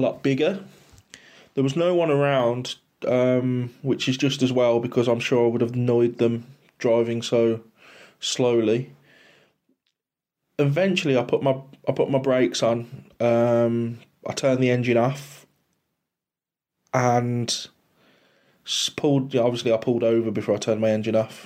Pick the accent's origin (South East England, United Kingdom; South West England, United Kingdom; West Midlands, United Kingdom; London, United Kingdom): West Midlands, United Kingdom; Halesowen; come from the West Midlands in England